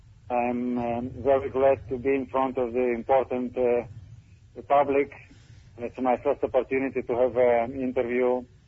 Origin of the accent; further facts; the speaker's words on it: Moscow, Russia; English is a second language; now in Israel; I very much changed my style when I came to Israel 20 years ago. I was came from Moscow, and when I met my Rebbe in Yerushalayim